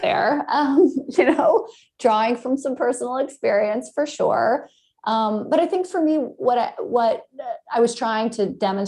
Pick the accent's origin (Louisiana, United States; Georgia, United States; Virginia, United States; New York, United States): Georgia, United States; Atlanta; now in Los Angeles, United States; I grew up in Atlanta, you know, in a suburb of Atlanta